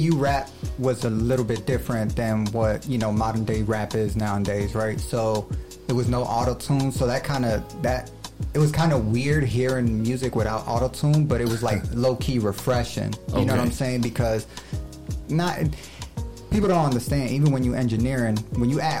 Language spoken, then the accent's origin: English; New York City, New York, United States; I'm from Brooklyn, New York.